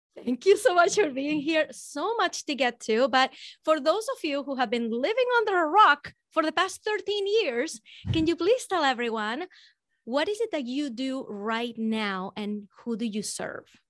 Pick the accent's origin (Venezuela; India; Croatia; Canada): Venezuela; I'm from Venezuela